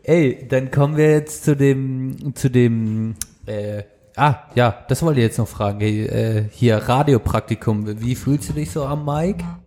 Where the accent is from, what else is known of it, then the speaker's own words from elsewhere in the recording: Baden-Württemberg, Germany; bei uns in Südbaden